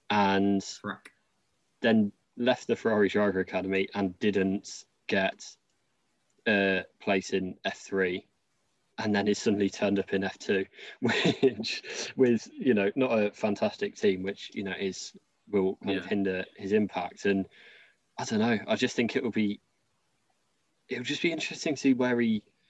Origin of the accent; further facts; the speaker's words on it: Coventry, West Midlands, United Kingdom; I'm from Coventry, and that's in the middle